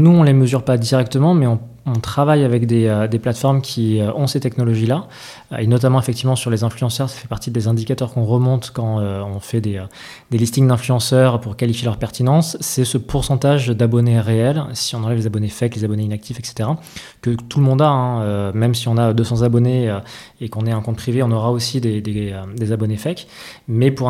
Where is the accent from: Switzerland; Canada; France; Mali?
France; Bordeaux, Nouvelle-Aquitaine; il y a, toujours une partie, une partie un peu de chauvinisme quand, on est bordelais.